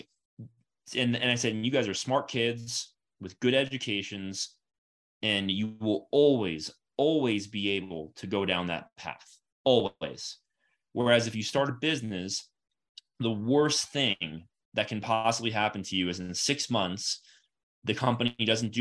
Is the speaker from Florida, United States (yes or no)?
yes; Florida, United States; moved away as an adult; also born or lived in Atlanta / Connecticut / Seattle; now in Denver, United States; I grew up in Florida